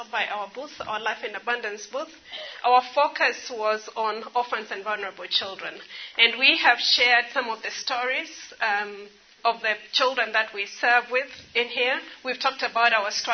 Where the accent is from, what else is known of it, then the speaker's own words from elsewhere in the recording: Nairobi, Kenya; also born or lived in Ethiopia; I grew up in Nairobi